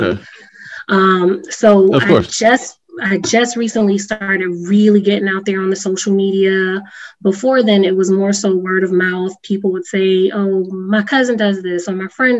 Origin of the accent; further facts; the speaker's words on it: Hartford, Connecticut, United States; I was born and raised in Hartford